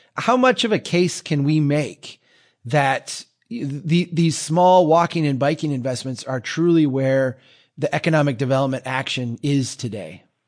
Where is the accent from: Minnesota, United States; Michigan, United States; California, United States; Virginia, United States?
Minnesota, United States; here in my home state of Minnesota